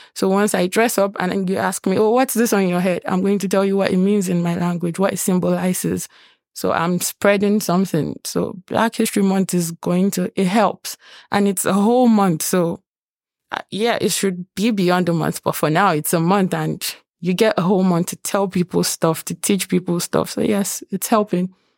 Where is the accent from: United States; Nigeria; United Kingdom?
Nigeria; now in Lethbridge, Canada; I'm from Nigeria